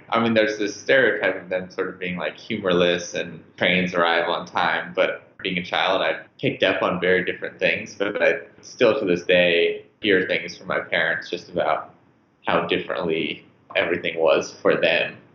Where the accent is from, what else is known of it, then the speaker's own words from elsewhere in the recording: United States; I think being an American in Germany was an interesting experience